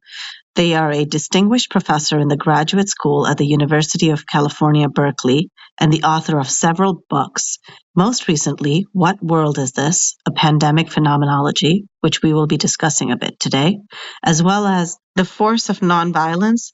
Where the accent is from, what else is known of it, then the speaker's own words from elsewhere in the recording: India; as an Indian